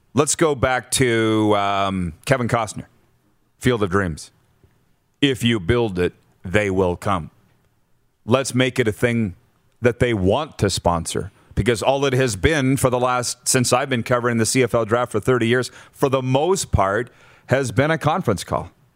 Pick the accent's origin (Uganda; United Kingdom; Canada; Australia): Canada; I was Canadian